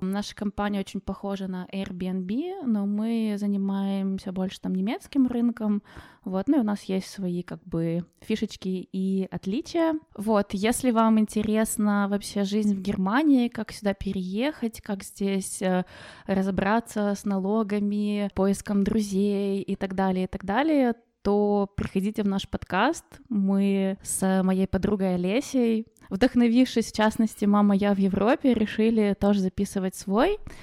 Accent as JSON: {"language": "Russian", "country": "Ukraine", "tie": "born or raised there", "moved": "as an adult", "lives_now": "Germany", "said": "вернуться в Украину, как бы это мой родной, э, дом"}